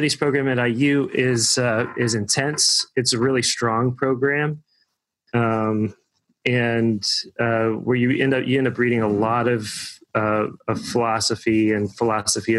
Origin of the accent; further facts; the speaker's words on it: Evansville, Indiana, United States; also born or lived in Bloomington, Indiana; I grew up in Evansville, Indiana